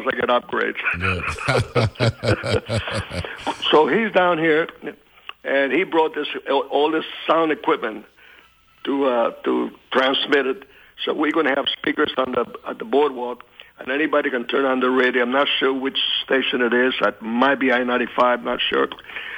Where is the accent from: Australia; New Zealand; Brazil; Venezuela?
Venezuela; also born or lived in Hialeah, Florida, United States; now in St. Croix, U.S. Virgin Islands; I came from Venezuela